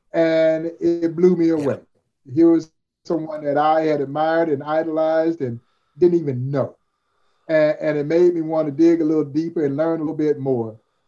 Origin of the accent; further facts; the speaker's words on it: Crawfordville, Georgia, United States; growing up in Crawfordville, Georgia